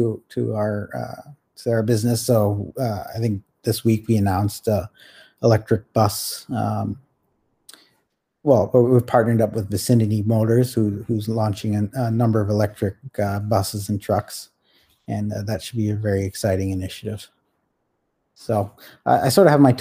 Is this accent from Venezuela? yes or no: no; Toronto, Ontario, Canada; also born or lived in Calcutta, India; I grew up mostly in Toronto. So I was born here.